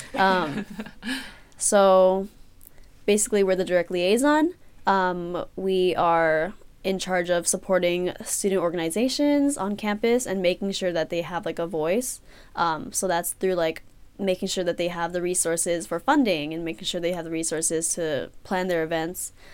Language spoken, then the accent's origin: English; San Francisco, California, United States; I'm from San Francisco, California.